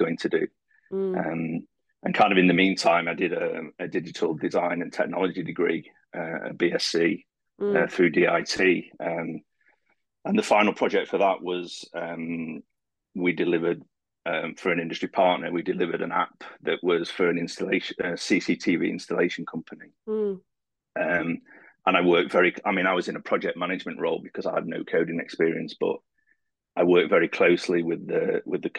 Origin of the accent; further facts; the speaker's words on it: Sheffield, Yorkshire and the Humber, United Kingdom; moved away as an adult; now in Dublin, Ireland; I'm originally from Sheffield in the UK. I moved to Dublin just over 8 years ago